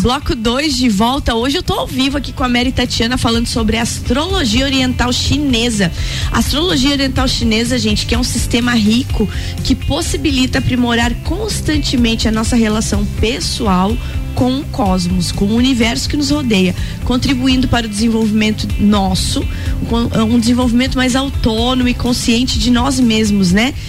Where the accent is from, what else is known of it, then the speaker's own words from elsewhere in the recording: Rio do Sul, Santa Catarina, Brazil; Nasci em Rio do Sul